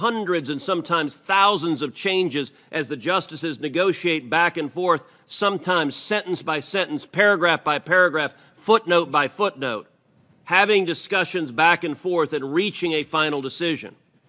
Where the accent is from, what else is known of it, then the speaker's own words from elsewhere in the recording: Texas, United States; redder states like my home state of Texas will adopt meaningful restrictions